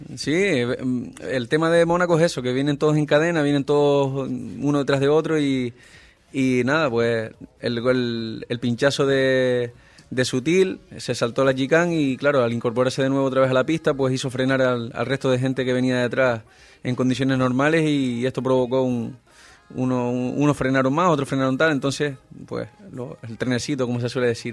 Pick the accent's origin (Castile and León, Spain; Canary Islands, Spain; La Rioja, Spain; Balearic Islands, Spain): Canary Islands, Spain; Gran Canaria; mi tierra